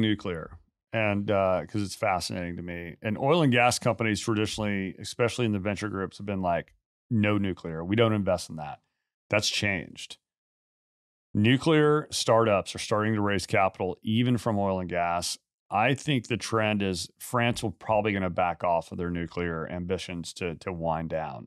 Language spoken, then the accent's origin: English; United States; I am American through and through